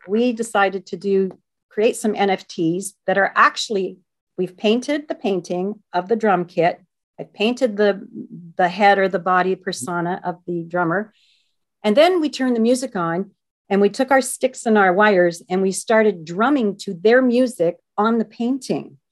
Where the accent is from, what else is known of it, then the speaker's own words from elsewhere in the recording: Canada; being Canadian